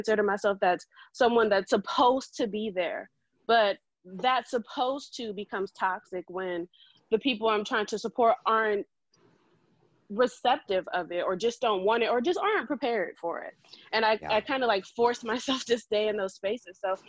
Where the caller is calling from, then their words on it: San Diego, California, United States; I'm calling in from San Diego, California.